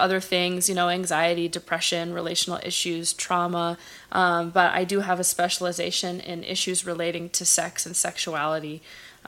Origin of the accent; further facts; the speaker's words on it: Los Angeles, California, United States; also born or lived in Bay Area; I grew up in Los Angeles in the San Fernando Valley. I'm from a place called Chatsworth